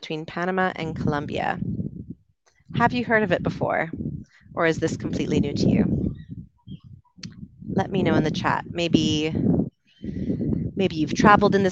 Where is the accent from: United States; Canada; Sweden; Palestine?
Canada; moved away as an adult; also born or lived in United Kingdom; I'm from Canada originally, spent about 8 years living in the UK